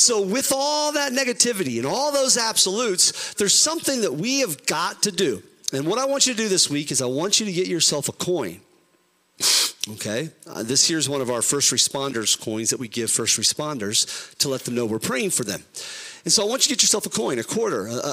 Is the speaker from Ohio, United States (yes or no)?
yes; Ohio, United States; We're from Ohio